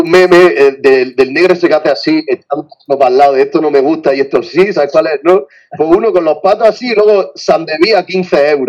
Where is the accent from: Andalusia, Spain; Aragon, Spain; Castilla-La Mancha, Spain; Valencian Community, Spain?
Andalusia, Spain; Aguadulce